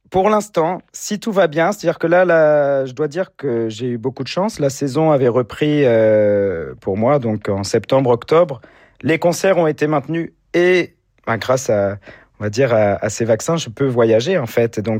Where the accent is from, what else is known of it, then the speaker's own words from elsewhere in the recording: Orange, Provence-Alpes-Côte d'Azur, France; de partager tous ces concerts ensemble avec un public très enthousiaste dans ma ville natale, c'est également la ville où j'habite.